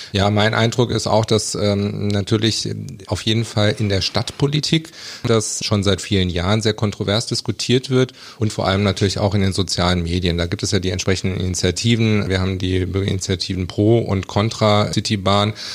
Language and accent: German; Kassel, Hesse, Germany; ich bin geboren in Kassel, aufgewachsen in einem Vorort, Felmer, und habe, bin auch später in Kassel zur Schule gegangen.